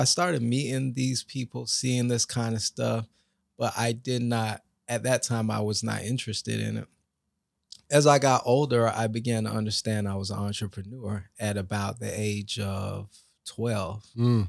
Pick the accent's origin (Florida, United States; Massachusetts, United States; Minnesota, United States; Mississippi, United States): Florida, United States; Lake Worth; I was raised in Lake Worth, Florida, around a lot of drug neighborhood, drug-infested neighborhood, and as a young man, you're looking to see what you can model.